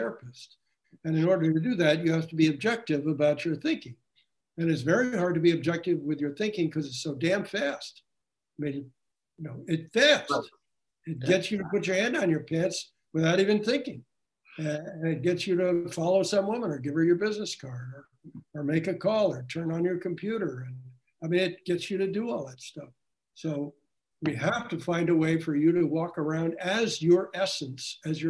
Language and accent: English; New Jersey, United States; moved away; I was from New Jersey